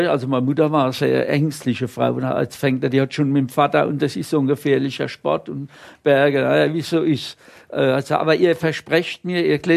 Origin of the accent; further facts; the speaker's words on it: Rhineland-Palatinate, Germany; also born or lived in Bohemian Switzerland, Czech Republic; ich bin kein geborener Pfälzer, muss man sagen, obwohl jetzt von der, von der Sprache her und allem und vom Herzblut bin ich natürlich Leib- und Seelpfälzer, aber geboren bin ich im, im Elbsandsteingebirge.